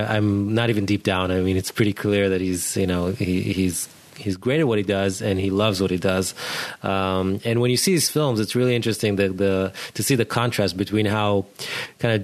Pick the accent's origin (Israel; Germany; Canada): Israel; moved away; We're both originally from Israel